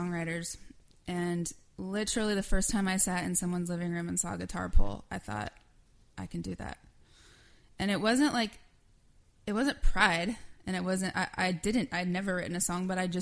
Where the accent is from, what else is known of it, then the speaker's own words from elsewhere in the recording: Kansas, United States; moved away as an adult; now in Nashville, United States; I grew up in Kansas